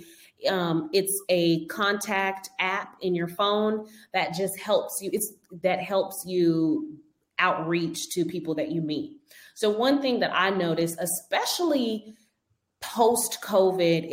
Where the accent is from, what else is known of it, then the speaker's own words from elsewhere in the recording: Denver, Colorado, United States; moved away as an adult; I'm from Denver. I moved here 10 years ago to do hair